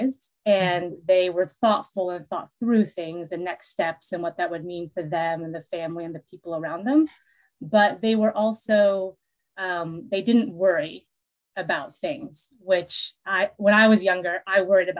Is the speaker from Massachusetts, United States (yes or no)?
no; Seattle, Washington, United States; also born or lived in Seoul, South Korea; I was actually born in Seoul, South Korea, and then I was adopted as a little baby, 5 months old, and brought over to America, and I was raised in Seattle.